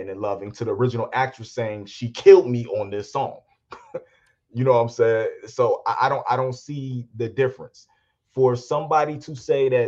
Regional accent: Gary, Indiana, United States; me growing up in Gary, Indiana

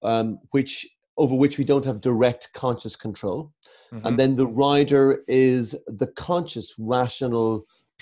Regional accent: Ireland

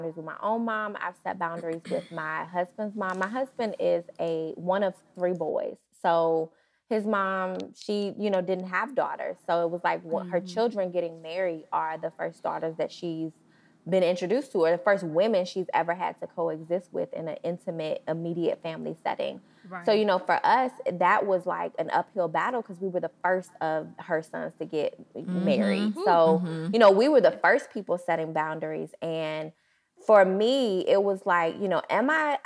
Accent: Portsmouth, Virginia, United States; moved away as an adult; now in Nashville, United States; our home is in Virginia. So we're both from Portsmouth, Virginia, 757

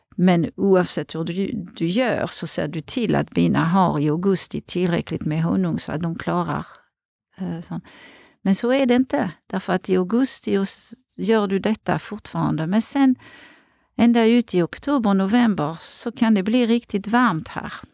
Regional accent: outside Paris, Île-de-France, France; Swedish is a second language; moved away as an adult; now in Sweden; jag är uppväxt utanför Paris

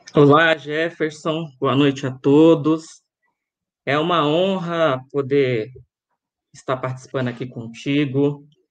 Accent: Rio de Janeiro, Brazil; now in Guarulhos, Brazil; sou carioca, morei até 95 no Rio de Janeiro, e no ano de 96 vim para cá, para São Paulo.

